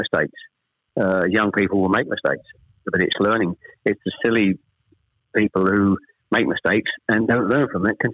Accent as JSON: {"language": "English", "town": "Chelmsford", "region": "East of England", "country": "United Kingdom", "tie": "born or raised there", "also_born_or_lived": "Ashton-under-Lyne, England", "said": "I was born in Ashton-under-Lyne. We actually moved south to Chelmsford when I was probably, I was the eldest of three, when I was probably about seven or eight"}